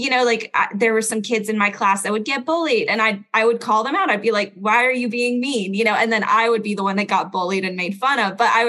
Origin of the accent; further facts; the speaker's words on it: Belgium; accent: standard American; also born or lived in United States; So I was born in Belgium. I was raised in like 6 different countries before moving to the United States. So I'm like Belgian American. That's why I have no accent.